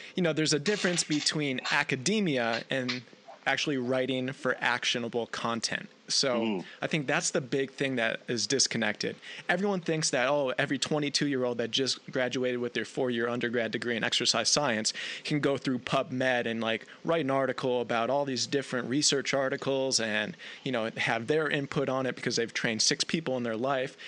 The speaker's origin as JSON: {"language": "English", "area": "outside of Buffalo", "region": "New York", "country": "United States", "tie": "born or raised there", "said": "I'm actually from the other side of the border, uh, outside of Buffalo, New York"}